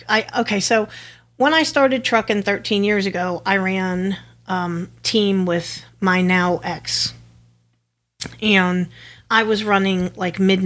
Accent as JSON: {"language": "English", "region": "Connecticut", "country": "United States", "moved": "yes", "said": "I'm from Connecticut originally"}